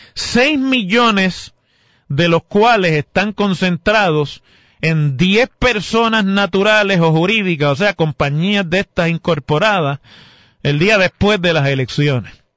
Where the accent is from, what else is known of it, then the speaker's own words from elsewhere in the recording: Mayagüez, Puerto Rico; cuando yo era, todavía no podía votar, y hubo una disputa como esa en mi pueblo entre el entonces representante, que era el hoy alcalde, José Guillermo Rodríguez, y el entonces alcalde